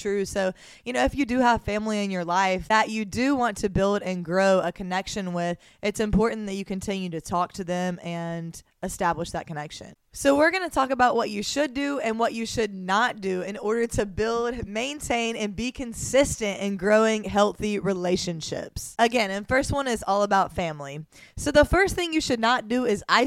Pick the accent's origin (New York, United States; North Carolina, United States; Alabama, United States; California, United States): Alabama, United States; Mobile; moved away as an adult; now in Miami, United States; I was born and raised in Mobile, Alabama.